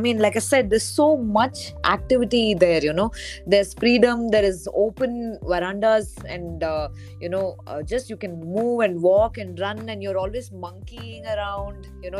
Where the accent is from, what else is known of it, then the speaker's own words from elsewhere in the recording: Bangalore, Karnataka, India; I am from Bangalore, but growing up, I moved across India. So I grew up in a lot of villages. I grew up in a lot of smaller towns